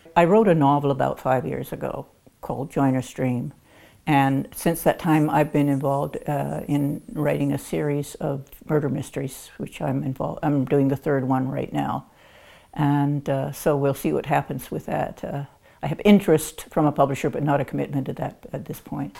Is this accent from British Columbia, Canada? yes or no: no; Chatham, Ontario, Canada; I was born and raised in Chatham, Ontario, and I come from a musical family